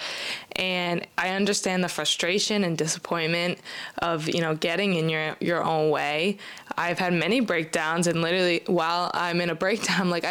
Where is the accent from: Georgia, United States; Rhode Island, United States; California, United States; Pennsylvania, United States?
Rhode Island, United States; I'm from Rhode Island